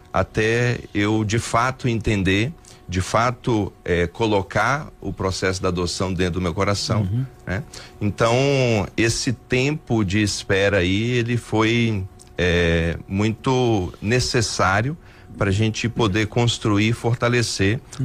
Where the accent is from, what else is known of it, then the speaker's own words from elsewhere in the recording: Montes Claros, Minas Gerais, Brazil; moved away as an adult; now in Belo Horizonte, Brazil; eu sou natural aqui de Montes Claros, uhum. né? Eu nasci aqui, fui criado aqui em Montes Claros